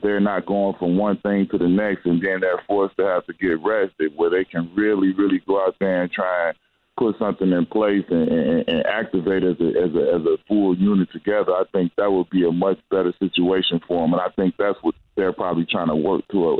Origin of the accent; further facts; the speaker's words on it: Chicago, Illinois, United States; When you grow up the way that some of these people and the way that I grew up in Chicago, it's not, you don't always have that choice.